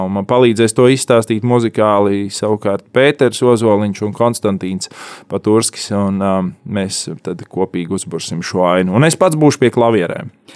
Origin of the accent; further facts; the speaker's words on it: Talsi, Kurzeme, Latvia; Es esmu dzimis Latvijā, Jā, Talsos.